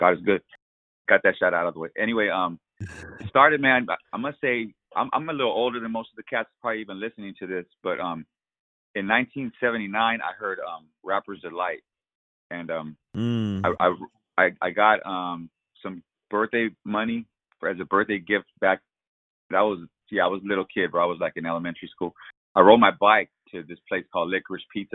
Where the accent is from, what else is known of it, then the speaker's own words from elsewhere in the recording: La Puente, California, United States; also born or lived in Fontana, California; now in Rialto, United States; I did grow up in LA County. I grew up in La Puente. I was there for 30 years, and then we moved out here to the Inland Empire.